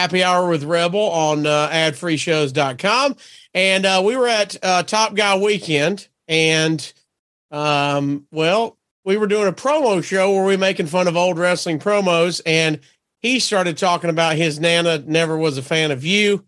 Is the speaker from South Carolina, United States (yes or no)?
no; Northeast Alabama, United States; I'm from Northeast Alabama